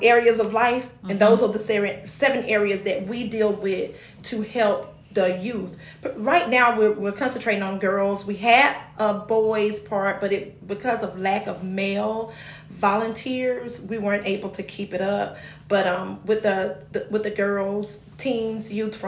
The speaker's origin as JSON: {"language": "English", "town": "Thomasville", "region": "Georgia", "country": "United States", "tie": "born or raised there", "said": "I'm born and raised in the great city of Thomasville, Georgia."}